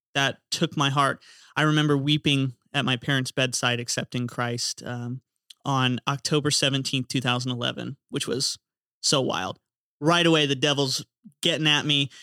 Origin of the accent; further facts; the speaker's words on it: Florida, United States; growing up in Florida, baptisms are cool 'cause we use the ocean